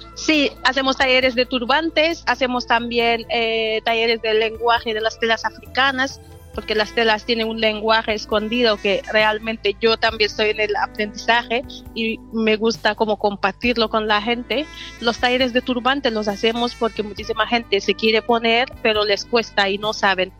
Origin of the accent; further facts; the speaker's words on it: Senegal; now in Bilbao, Spain; soy de Senegal, llevo 11 años aquí en Bilbao